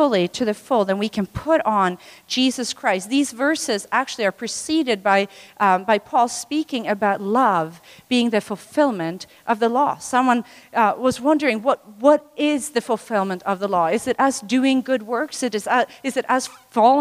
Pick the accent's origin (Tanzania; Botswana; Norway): Tanzania; moved away; I was born in Tanzania